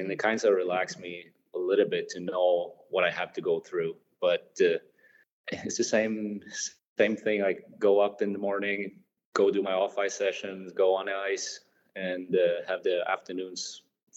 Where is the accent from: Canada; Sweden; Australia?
Sweden; moved away as an adult; when I go back home, I like to see friends and family here in my hometown